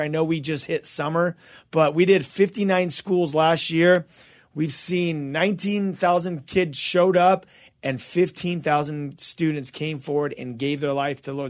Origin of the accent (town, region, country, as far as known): Azusa, California, United States; born or raised there; also born or lived in Covina